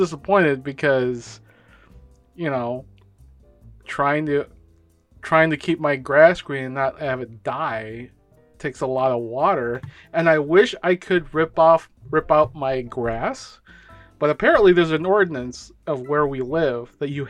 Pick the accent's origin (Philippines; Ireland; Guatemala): Philippines; I'm brown, I'm Filipino